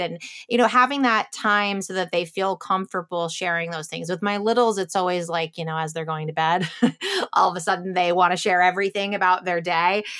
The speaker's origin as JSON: {"language": "English", "town": "Chicago", "region": "Illinois", "country": "United States", "tie": "born or raised there", "said": "I grew up in Chicago area with like cornfields"}